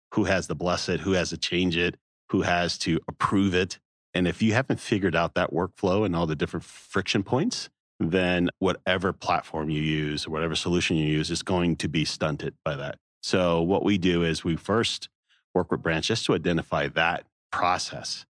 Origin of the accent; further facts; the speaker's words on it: the South, United States; growing up in the South